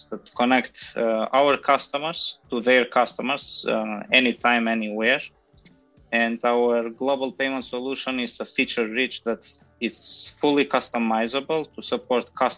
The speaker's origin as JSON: {"language": "English", "country": "North Macedonia", "also_born_or_lived": "Germany / Switzerland", "moved": "as an adult", "said": "I'm basically originally from North Macedonia."}